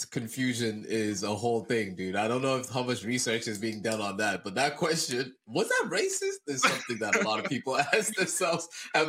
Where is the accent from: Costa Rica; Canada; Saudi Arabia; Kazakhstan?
Kazakhstan; When I was in Kazakhstan, growing up in Kazakhstan, a young lad